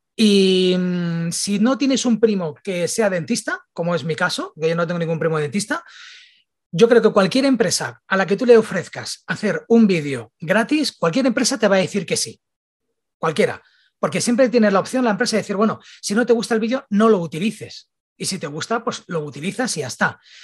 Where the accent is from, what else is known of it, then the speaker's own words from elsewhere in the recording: Barcelona, Catalonia, Spain; soy de Barcelona